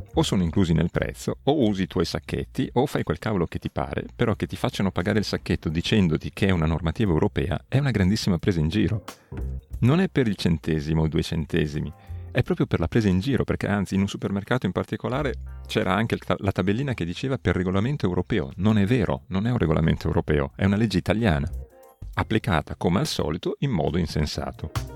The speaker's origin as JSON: {"language": "Italian", "country": "Italy", "moved": "as an adult", "said": "L'Italia è, come già detto, volente o nolente, è anche il mio paese"}